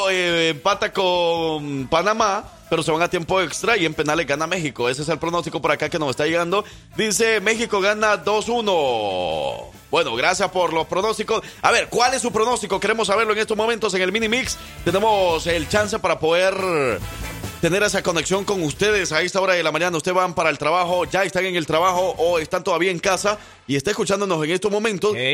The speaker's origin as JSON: {"language": "Spanish", "country": "El Salvador", "said": "aunque yo soy el salvadoreño, él es el que me debía las pupusas a mí"}